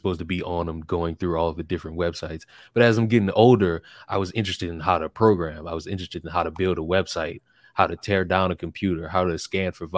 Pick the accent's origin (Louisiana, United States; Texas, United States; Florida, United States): Louisiana, United States; New Orleans; moved away as an adult; also born or lived in Atlanta; now in Tallahassee, United States; I'm from Louisiana